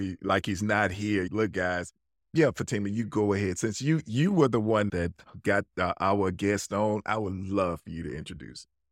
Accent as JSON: {"language": "English", "town": "Birmingham", "region": "Alabama", "country": "United States", "said": "I'm just from Birmingham, Alabama"}